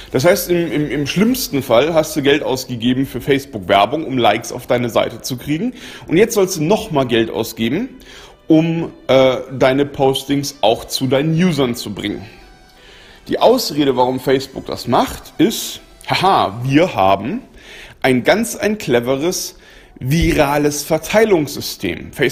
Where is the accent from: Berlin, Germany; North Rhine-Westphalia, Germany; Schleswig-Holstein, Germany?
Berlin, Germany; das juckt mich jetzt persönlich als Berliner herzlich wenig